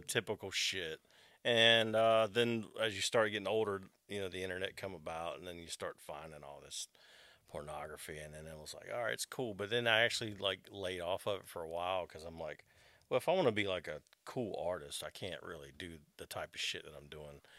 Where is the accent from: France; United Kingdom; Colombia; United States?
United States; Wake Forest, North Carolina; also born or lived in Morehead City, Carteret County, North Carolina / Raleigh, North Carolina; I pretty much grew up in Wake Forest.